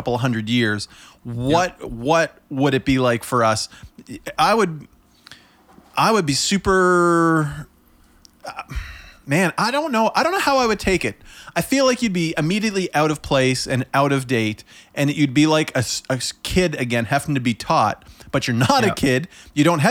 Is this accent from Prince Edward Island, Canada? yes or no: yes; Summerside, Prince Edward Island, Canada; now in Oxford, Canada; I was born in Summerside, PEI, which means I'm not from away. I'm from PEI